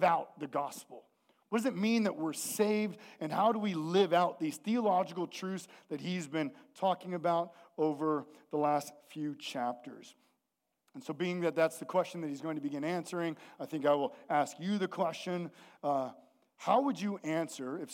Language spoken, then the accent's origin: English; the Northwest, Pacific Northwest, United States; we're from the Northwest